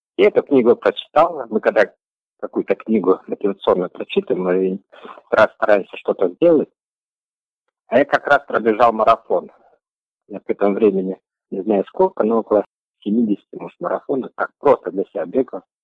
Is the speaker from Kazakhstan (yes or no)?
yes; Karkaraly District, Karaganda Region, Kazakhstan; now in Astana, Kazakhstan; Я родился в Каролинском районе, Карагандинская область